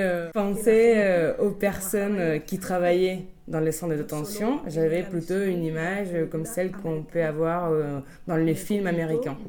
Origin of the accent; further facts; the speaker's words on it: Spain; French is a second language; also born or lived in Granada / Almería; je suis de l'Espagne